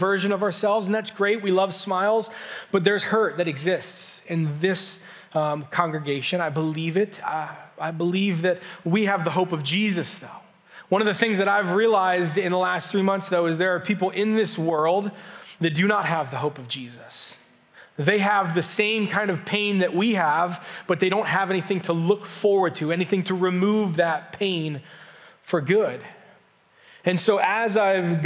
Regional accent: Canton, Ohio, United States; also born or lived in southwestern Pennsylvania; I grew up just down in Canton, grew up there my whole life

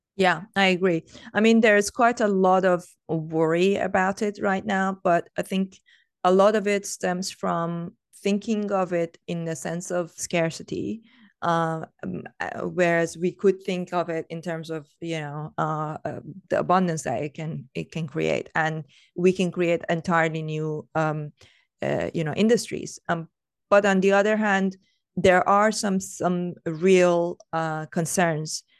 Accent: Iran; I come from Iran

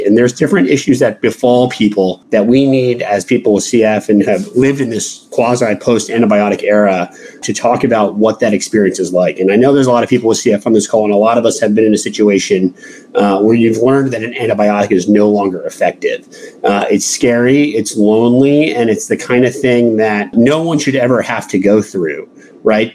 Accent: New York, United States; I'm from New York, not too far away

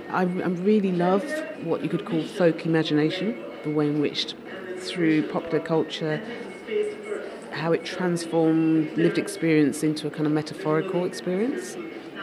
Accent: London, United Kingdom; I was born in London, and my mother's from Barbados, and my father was from Guyana

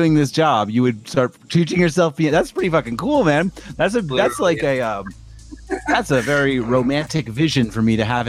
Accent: New Jersey, United States; know, I'm from South Jersey too, right?

